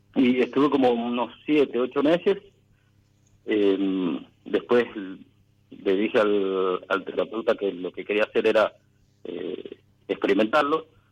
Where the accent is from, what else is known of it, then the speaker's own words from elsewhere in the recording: Mendoza, Argentina; Soy de Mendoza